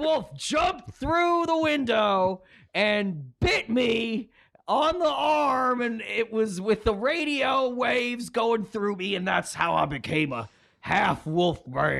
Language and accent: English; North Carolina, United States; North Carolina, where I'm from